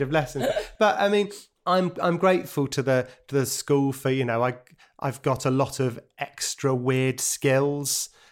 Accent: London, United Kingdom; born or raised there; also born or lived in Brighton

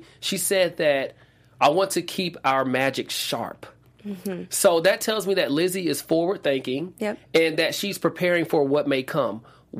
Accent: Atlanta, Georgia, United States; I'm from Atlanta.

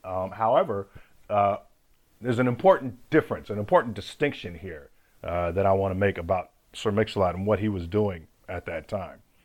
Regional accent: Seattle, Washington, United States; moved away as an adult; also born or lived in California; I'm from Seattle

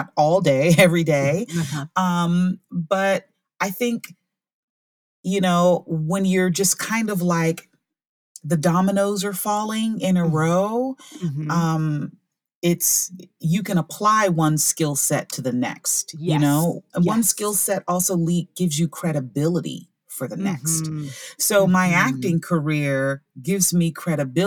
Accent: Orlando, Florida, United States; I'm from Orlando, Florida

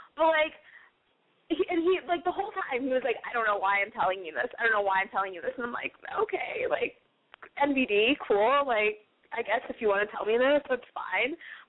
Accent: San Antonio, Texas, United States; now in Chicago, United States; I'm from San Antonio, home of the Alamo.

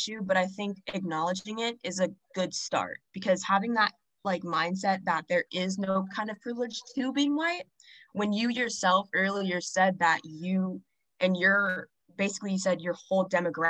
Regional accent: Texas, United States; first language English; I'm American and I'm an English speaker. That's my first language.

